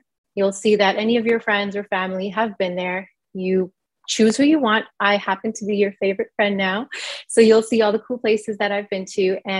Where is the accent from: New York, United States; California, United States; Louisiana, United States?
New York, United States; also born or lived in India; Yeah, I was born in India. I came to the United States in New York when I was about 1 year old.